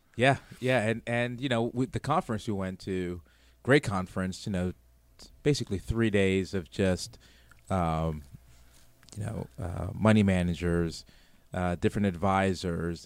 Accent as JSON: {"language": "English", "town": "New York City", "region": "New York", "country": "United States", "moved": "yes", "said": "I'm from New York City originally"}